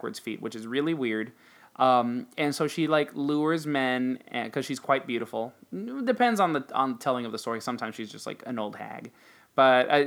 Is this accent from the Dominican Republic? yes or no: yes; Dominican Republic; So I grew up in Dominican Republic, and Dominican Republic is a really superstitious place